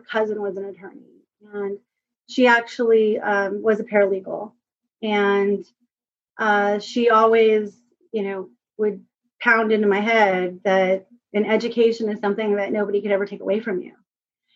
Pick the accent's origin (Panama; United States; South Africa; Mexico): United States; Whittier, California; also born or lived in Pico Rivera, California / San Gabriel, California / Ontario, California / East Los Angeles; I was born in Whittier, and predominantly born and raised in Whittier and Pico Rivera